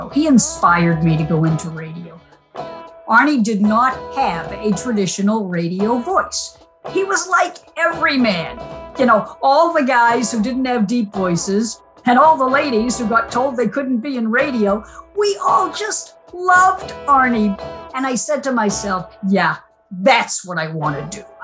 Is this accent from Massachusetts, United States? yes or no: yes; Roslindale, Massachusetts, United States; I was a very lonely kid growing up in Roslindale, Massachusetts, which is a suburb of Boston.